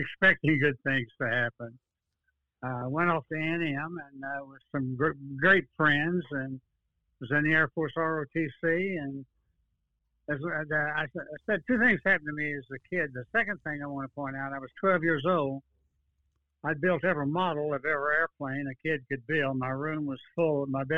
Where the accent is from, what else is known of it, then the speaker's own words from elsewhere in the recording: Dallas, Texas, United States; now in Austin, United States; I was born in Dallas, 1931, January the 14th